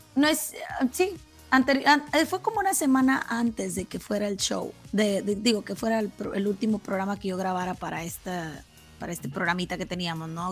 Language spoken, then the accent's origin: Spanish; Matamoros, Tamaulipas, Mexico; first language Spanish; also born or lived in Brownsville, Texas; nací en la ciudad de Brownsville, Texas, pero toda mi vida radiqué en Matamoros, Malipas Mis papás son de Matamoros